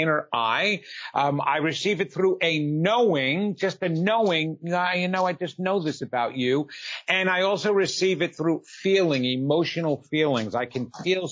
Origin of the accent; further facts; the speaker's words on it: New York, United States; moved away; also born or lived in New Jersey; I'm originally from New York. You'll tell by that soon enough as I keep talking. And we had moved to New Jersey